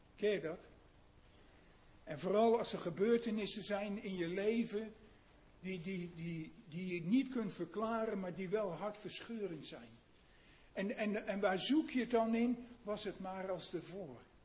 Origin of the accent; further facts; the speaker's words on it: Netherlands; moved away as an adult; wij Nederlanders